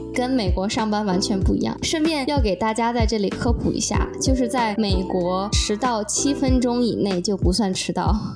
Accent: Tianjin, China; now in Boston, United States; 我是来自天津生活在波士顿的

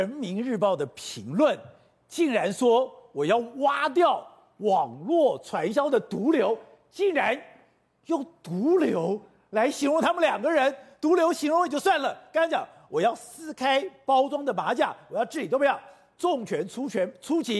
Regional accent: Taipei, Taiwan; 我在通化街长大，

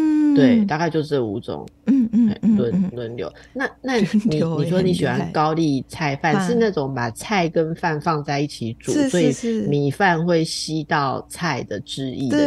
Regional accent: Taiwan; 我是台湾人

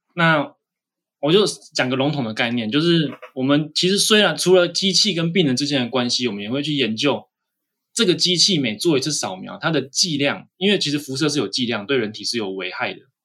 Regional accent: Taiwan; 我们台湾人

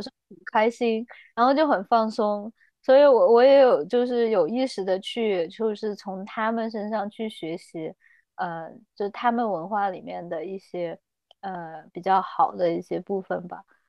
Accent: Chengdu, Sichuan, China; moved away as an adult; now in New Zealand; 我是四川成都人，然后我是差不多二零一二年吧，然后我就在新西兰这边读书

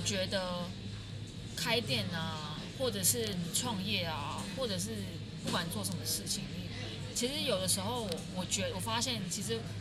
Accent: Kaohsiung, Taiwan; now in Taipei, Taiwan; 我以前住的地方就是现在很热闹的那个瑞丰夜市附近哦。对，我以前小时候就在那边长大，就是国贸社区啊

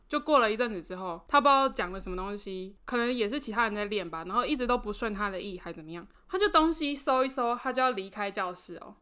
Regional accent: Penghu County, Taiwan; 我是澎湖人嘛

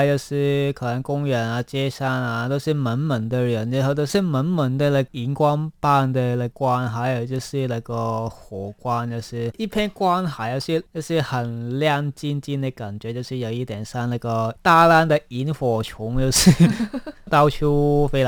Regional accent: Hong Kong; moved away as an adult; now in Taiwan; 我们都是来自香港的。

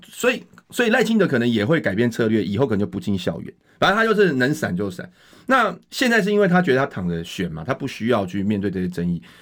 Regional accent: Taiwan; 像我们大家全部都是台湾出生、台湾长大嘛

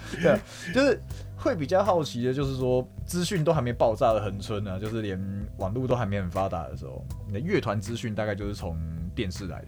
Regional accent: Hengchun, Pingtung County, Taiwan; 因为我们是在恒春长大的嘛

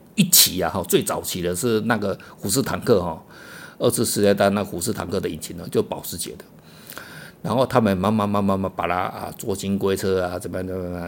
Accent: Taiwan; 我们台湾人哦

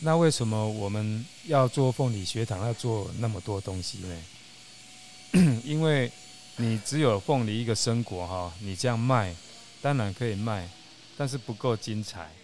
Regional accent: Taiwan; also born or lived in Kuala Lumpur, Malaysia; 台湾是我的 homeland 嘛，是我的故乡

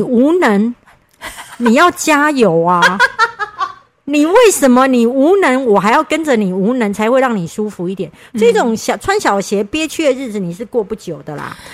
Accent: Kaohsiung, Taiwan; 我是高雄人，南部人就会就是谦虚嘛

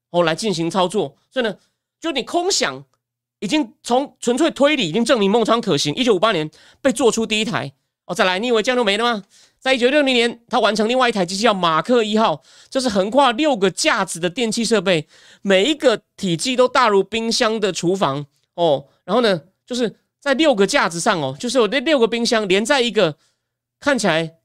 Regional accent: Taichung, Taiwan; now in Taipei, Taiwan; 虽然我在台中出生长大，不过我的户籍已经迁到台北市了

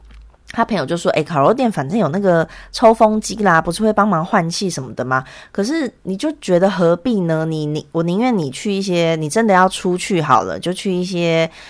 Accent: Taiwan; now in South Korea; 可是像我从台湾过来，台湾每天其实本土感染是零嘛

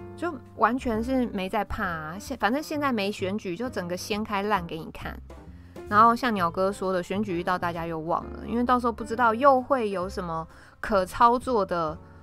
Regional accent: Taiwan; 我们台湾人

